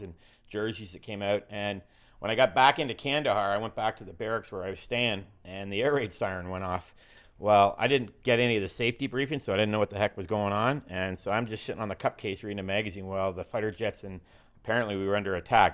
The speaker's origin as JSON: {"language": "English", "country": "Canada", "said": "I'm from Canada"}